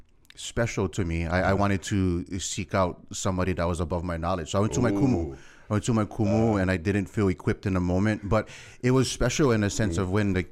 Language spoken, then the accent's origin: English; Kahaluu, Hawaii, United States; Well, so the household, so I think I learned much more of my culture from grandma. Mm. From grandma. The household, I'd say, very local cu